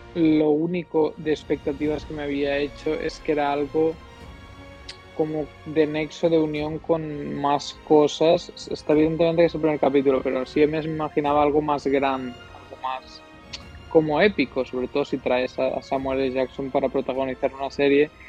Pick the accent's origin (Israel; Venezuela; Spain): Spain; Catalonia; somos tres catalanes